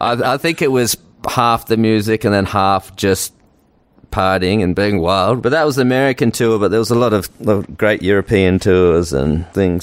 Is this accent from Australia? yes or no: yes; Australia; accent: Australian; moved away as an adult; now in United States; I still got my Australian accent